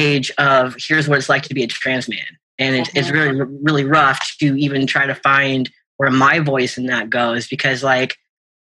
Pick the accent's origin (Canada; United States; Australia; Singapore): United States; Washington; I grew up in Washington. I grew up about half an hour south of Seattle.